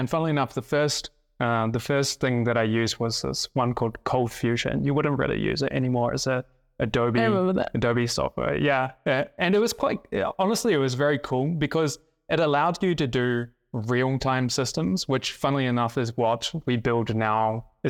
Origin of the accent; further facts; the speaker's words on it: South Island, New Zealand; also born or lived in Thailand; I lived in Thailand actually as a young kid, but then spent most of my childhood growing up in the South Island of New Zealand. I went to a boarding school because I lived on a farm.